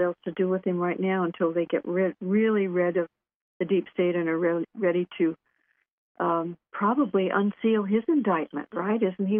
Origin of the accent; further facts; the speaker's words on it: California, United States; Yeah, and I'm from California.